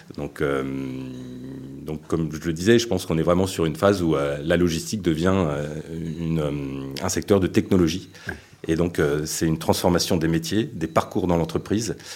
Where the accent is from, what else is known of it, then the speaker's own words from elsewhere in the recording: Paris, Île-de-France, France; moved away; also born or lived in Brittany; moi je suis parisien